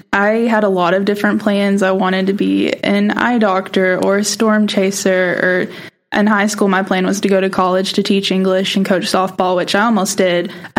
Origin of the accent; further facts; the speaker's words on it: Eastern Oklahoma, United States; moved away as an adult; now in Oklahoma City, United States; I'm a 2L from Atabel, Oklahoma, so way in the middle of nowhere.